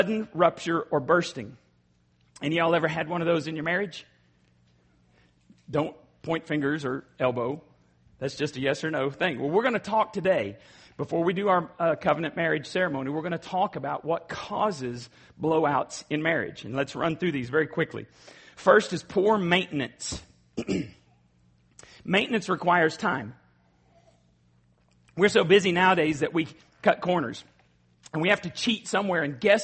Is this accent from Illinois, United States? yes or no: no; Borger, Texas, United States; Borger, Texas. That's my hometown